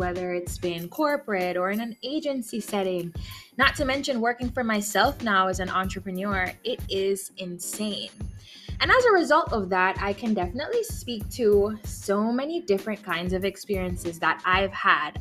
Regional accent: Jamaica; we're Jamaican.

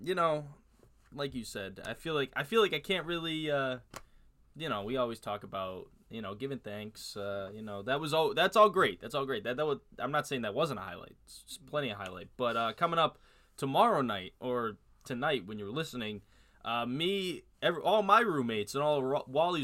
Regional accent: Syracuse, New York, United States; we're from Syracuse.

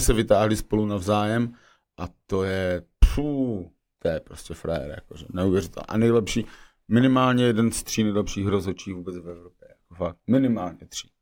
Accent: Moravia, Czechia; já jsem z Moravy, že originál

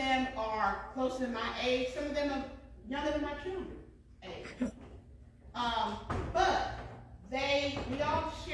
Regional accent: New York, United States; now in Franklin County, North Carolina, United States; I'm from New York.

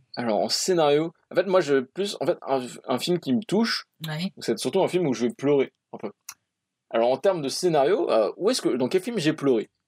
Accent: France; je suis français

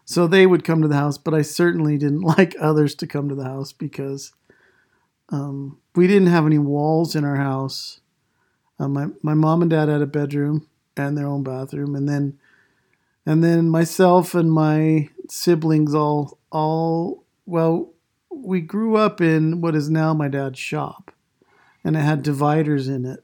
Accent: Idaho, United States; also born or lived in Island Park, Idaho / Taylor, Idaho / Shelley, Idaho; I grew up in Idaho

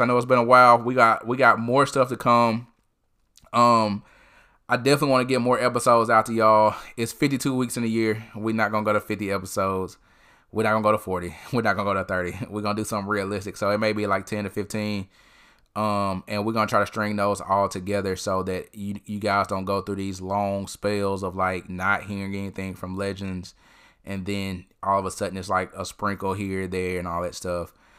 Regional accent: Tupelo, Mississippi, United States; I went to Tupelo High School

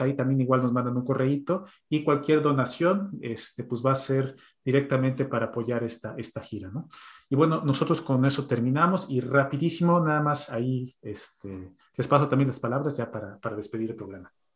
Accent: Mexico; now in Sweden; como mexicanos

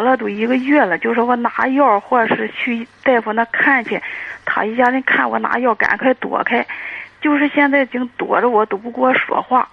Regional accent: Dezhou, Shandong, China; 我是德州的

